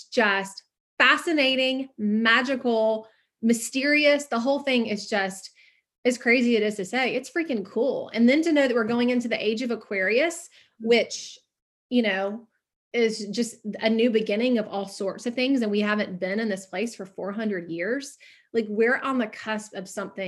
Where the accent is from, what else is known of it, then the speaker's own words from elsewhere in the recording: the South, United States; I'm from the South. So I'm a Southern girl